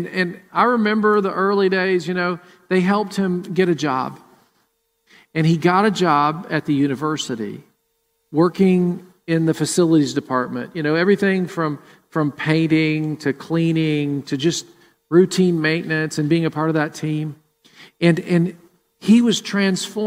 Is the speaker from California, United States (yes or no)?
no; Murfreesboro, Tennessee, United States; now in Columbus, United States; Jennifer and I grew up in Murfreesboro, and we went to World Outreach Church.